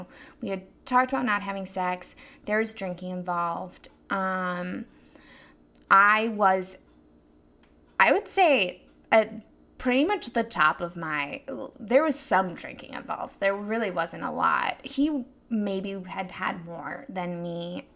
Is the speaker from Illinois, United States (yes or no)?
yes; Chicago, Illinois, United States; I am from Chicago